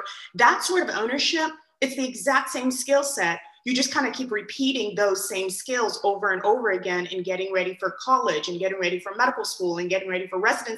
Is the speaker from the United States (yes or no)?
no; Nigeria; moved away; I was born in Nigeria and raised, and I was raised by two physician parents